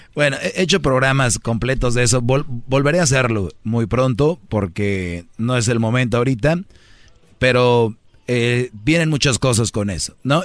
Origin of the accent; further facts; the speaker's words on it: Mexico; somos paisanos del mismo país